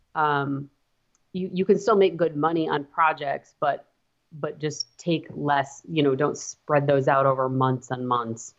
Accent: Montana, United States; now in Wisconsin, United States; I am from Montana

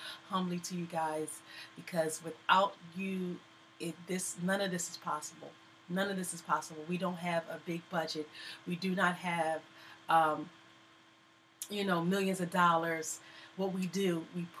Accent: Philadelphia, Pennsylvania, United States; also born or lived in Virginia; I am raised in Philly. Everybody knows I was born in Virginia, but I've really been here pretty much my whole life, since maybe about two or three

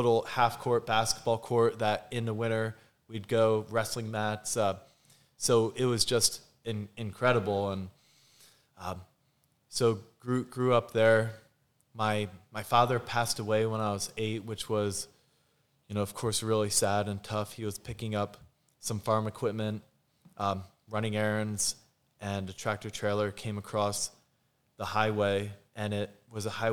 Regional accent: Lehigh Valley, Poconos area, eastern Pennsylvania, United States; So I grew up in Pennsylvania in the Lehigh Valley, Poconos area, eastern PA. I was actually raised on a dairy farm.

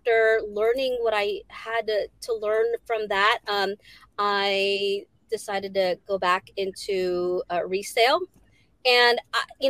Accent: Virginia Beach, Virginia, United States; also born or lived in Philippines; I do everything here in Virginia Beach, Virginia, where I grew up

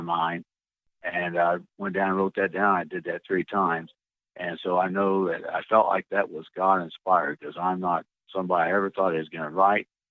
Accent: Illinois, United States; moved away as an adult; also born or lived in Washington / New Mexico / Italy; now in Georgia, United States; I was born and raised in Illinois

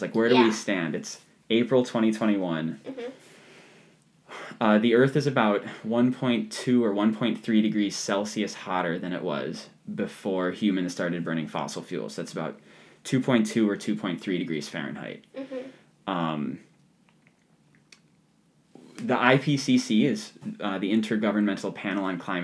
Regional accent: Ohio, United States; There's a patch of woods in my backyard where I grew up in Ohio

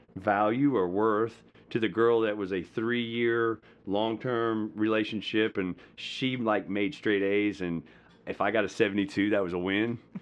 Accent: Madison County, Georgia, United States; also born or lived in Hollywood, Florida / Slidell, Louisiana; we moved here when I was in seventh grade. So from seventh grade to, you know, graduating, I was here in Madison County, which is a rural place in the state of Georgia, and that's where I say I actually grew up

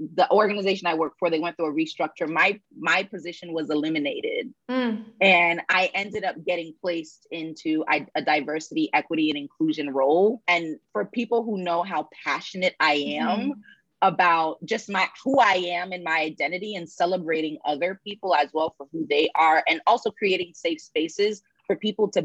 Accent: United States; growing up in the United States

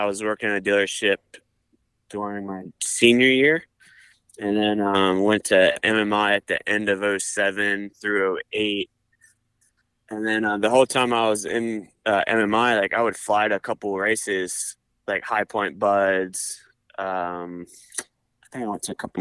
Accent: Maryland, United States; I grew up in Maryland

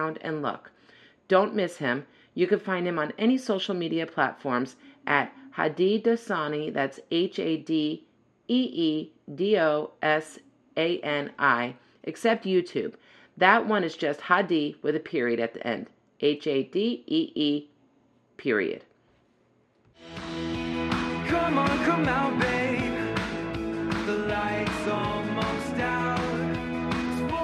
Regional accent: Florida, United States; I grew up. I'm a native too

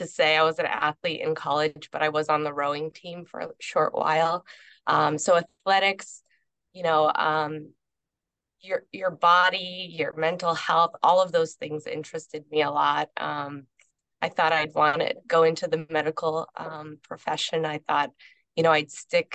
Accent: Hadley, Massachusetts, United States; also born or lived in Connecticut; I was born in Connecticut and raised in Hadley

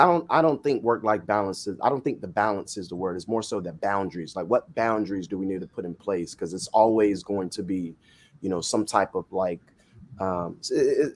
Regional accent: Florida, United States; I'm Jamaican by blood, Floridian by birth, and Jamaican parents

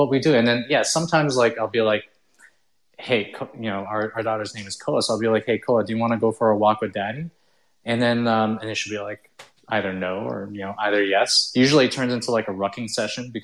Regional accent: Canada; also born or lived in Philippines / United States; I was Chinese, born in the Philippines. Right after I was like 1 year old, I moved to the United States, and then we stayed there for about like a couple of years. We couldn't get a green card. Then we moved to like Canada.

